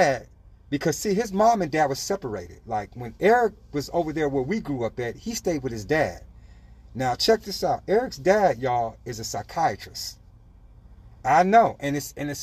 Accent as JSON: {"language": "English", "town": "Los Angeles", "region": "California", "country": "United States", "tie": "born or raised there", "said": "this is California that I grew up in, Los Angeles"}